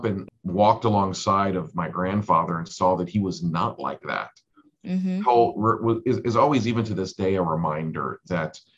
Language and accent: English; Switzerland; now in United States; I was born in Switzerland and my dad was Swiss